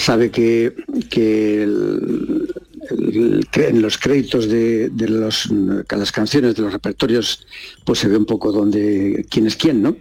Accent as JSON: {"language": "Spanish", "town": "Barajas de Melo", "region": "Castilla-La Mancha", "country": "Spain", "tie": "born or raised there", "said": "Yo estoy viviendo en mi pueblo, en Barajas de Melo, de la provincia de Cuenca."}